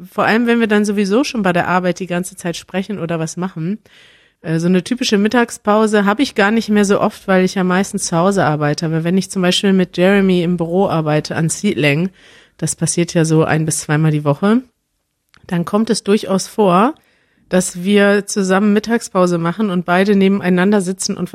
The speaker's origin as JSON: {"language": "German", "country": "Germany", "said": "als Deutscher denke ich dann mal"}